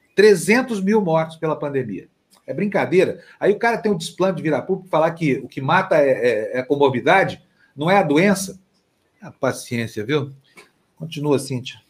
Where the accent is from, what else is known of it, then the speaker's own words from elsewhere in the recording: Triângulo Mineiro, Minas Gerais, Brazil; Tem a ala goiana, que é o Triângulo Mineiro, minha região